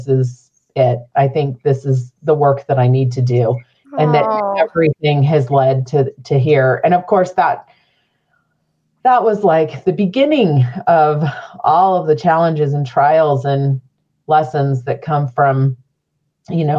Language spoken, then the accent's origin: English; Phoenix, Arizona, United States; now in Utah, United States; I didn't grow up here. I grew up in Central Phoenix.